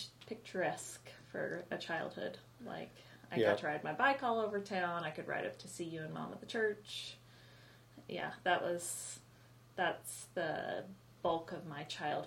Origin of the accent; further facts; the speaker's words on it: Colorado, United States; born there; I was born in Colorado during a blizzard.